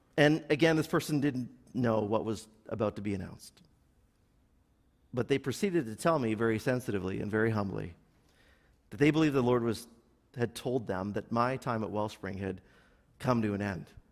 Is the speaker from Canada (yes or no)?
yes; Milton, Ontario, Canada; now in Burlington, Canada; I grew up in Milton